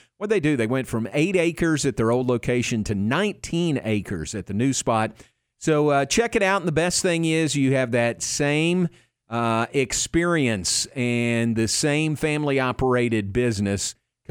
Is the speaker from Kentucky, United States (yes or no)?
yes; Danville, Kentucky, United States; now in Texas, United States; my hometown, Danville, Kentucky. Went to Boyle County High School there.